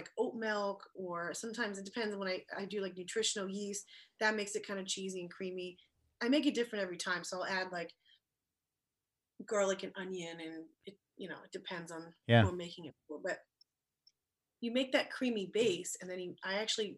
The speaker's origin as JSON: {"language": "English", "region": "East Coast", "country": "United States", "tie": "born or raised there", "moved": "yes", "lives_now": "Los Angeles, United States", "said": "I grew up in the East Coast"}